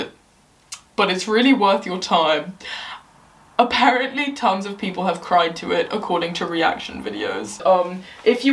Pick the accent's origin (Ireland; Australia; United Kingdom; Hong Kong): United Kingdom; England; I'm English